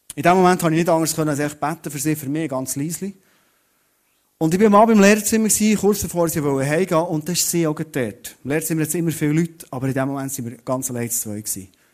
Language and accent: German; Thun, Bern, Switzerland; ich komme aus Thun